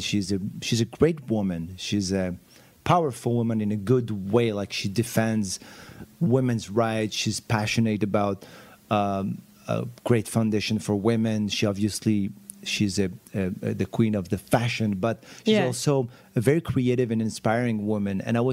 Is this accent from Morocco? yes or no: yes; Morocco; I grew up in Morocco. I wanted to be a jazz musician.